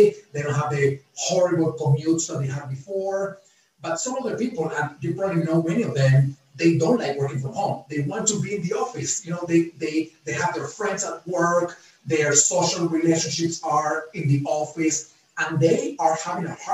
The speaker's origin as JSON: {"language": "English", "country": "Venezuela", "moved": "yes", "lives_now": "United States", "said": "I'm originally from Venezuela. I live in the United States"}